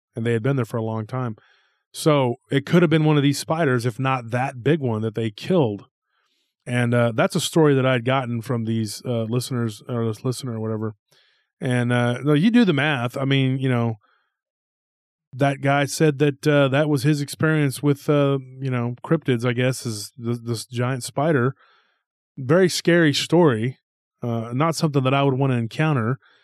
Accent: Taylor, Texas, United States; in Taylor, Texas, my hometown

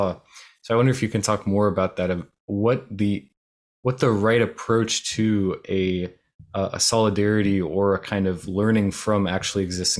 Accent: outside of Miami, South Florida, United States; I grew up outside of Miami in South Florida

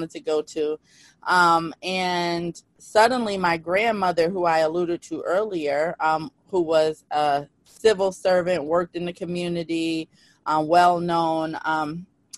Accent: New Haven, Connecticut, United States; I'm from New Haven, Connecticut

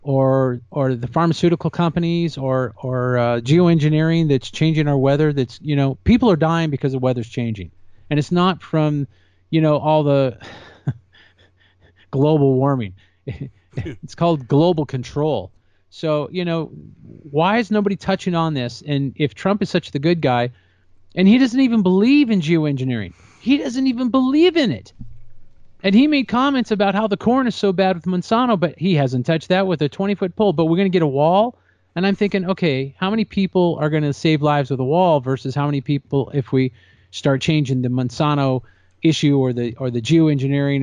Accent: California, United States; that's my home state. I love California.

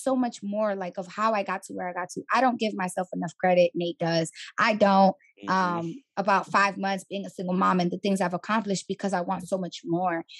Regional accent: New York City, New York, United States; moved away as an adult; also born or lived in Atlanta; I'm from the Bronx, born and raised

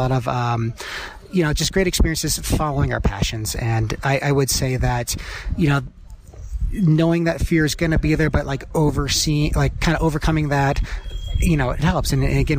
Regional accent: Midwest, United States; And then where I grew up in the Midwest, you know, my outdoor adventure was kind of the KOA campground.

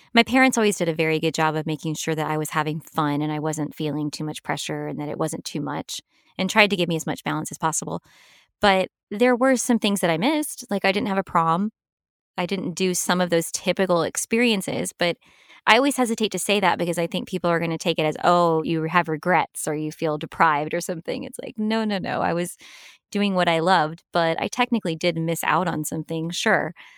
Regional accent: Los Angeles, California, United States; also born or lived in Hattiesburg, Mississippi / Purvis, Mississippi / New York City; I really did most of my growing up in Los Angeles.

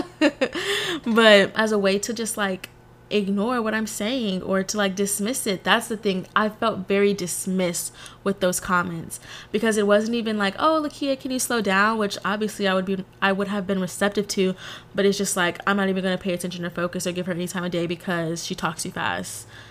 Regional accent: Texas, United States; also born or lived in New Orleans; I'm from Texas. I rep Texas to the day I die. Very much a Texas girl through and through

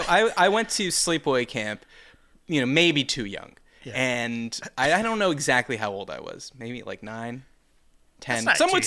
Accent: United States; I'm an American.

